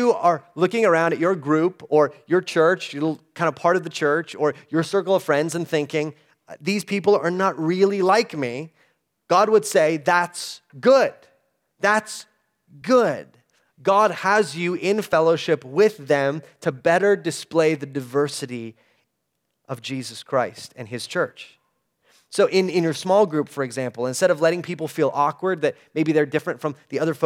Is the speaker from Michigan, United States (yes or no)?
no; El Paso, Texas, United States; I grew up in El Paso